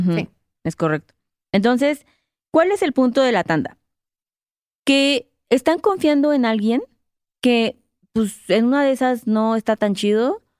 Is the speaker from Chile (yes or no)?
no; Mexico; Yo soy mexicana.